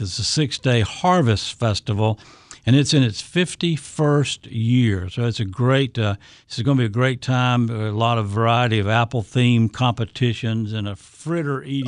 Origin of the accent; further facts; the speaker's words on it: the South, United States; moved away as an adult; also born or lived in Kentucky; now in Connecticut, United States; I'm an old South guy, so I'm from the South, as you can tell by the way I talk.